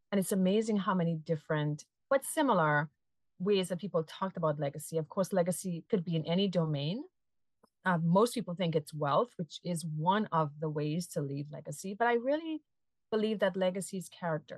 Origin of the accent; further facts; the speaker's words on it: Trinidad & Tobago; now in Massachusetts, United States; I'm a transplant from Trinidad and Tobago, a sunny Caribbean island, and I live in Massachusetts